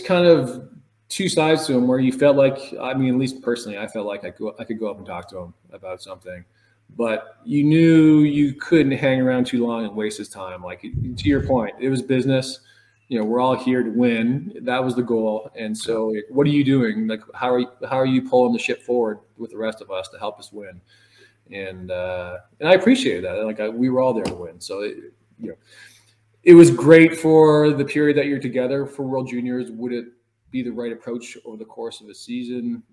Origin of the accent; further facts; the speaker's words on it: Toronto, Ontario, Canada; I'm born and raised in Toronto